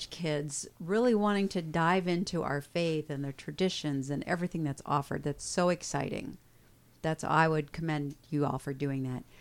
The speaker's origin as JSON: {"language": "English", "town": "Dubuque", "region": "Iowa", "country": "United States", "said": "I'm from Dubuque."}